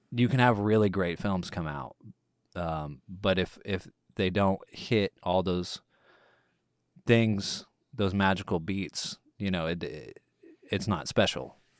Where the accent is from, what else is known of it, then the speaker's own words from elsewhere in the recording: Longview, Texas, United States; now in Houston, United States; my hometown of Longview, Texas